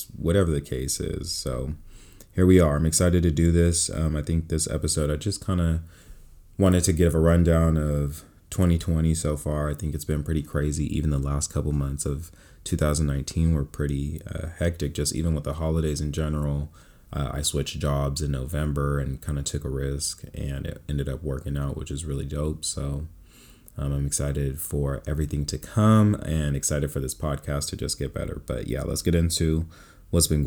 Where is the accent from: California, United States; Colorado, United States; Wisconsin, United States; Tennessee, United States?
California, United States; Bay Area; moved away as an adult; also born or lived in Stockton, California; now in Los Angeles, United States; born and raised in California. I was born in Stockton, raised in the Bay Area, and now I'm out here in Los Angeles.